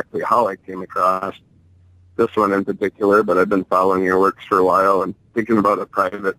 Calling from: Marquette, Michigan, United States; Marquette, Michigan.

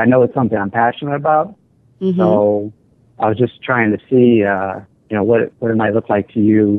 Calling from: Savannah, Georgia, United States; I'm calling from Savannah, Georgia.

